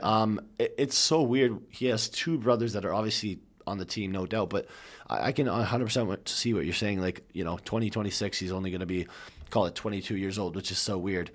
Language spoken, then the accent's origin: English; Canada; we're Canadian